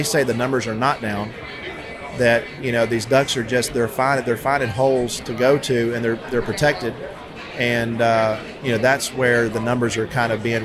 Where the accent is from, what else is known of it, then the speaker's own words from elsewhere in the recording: Georgia, United States; also born or lived in Mississippi; growing up in Georgia, we don't have a lot of places